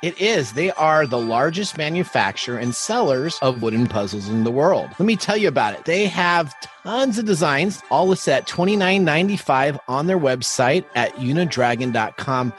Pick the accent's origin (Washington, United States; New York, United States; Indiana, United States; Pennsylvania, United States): Washington, United States; Seattle; I grew up in the Seattle area